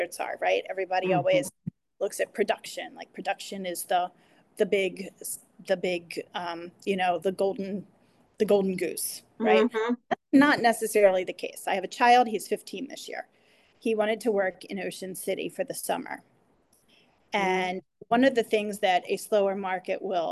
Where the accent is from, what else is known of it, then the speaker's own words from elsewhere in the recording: Northern Harford County, Maryland, United States; I grew up in Northern Hartford